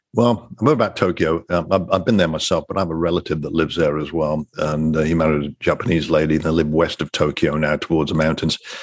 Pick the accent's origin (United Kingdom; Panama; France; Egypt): United Kingdom; Coventry, West Midlands; moved away as an adult; also born or lived in Ottawa, Canada / Singapore; now in United States; born and raised in England, Coventry, England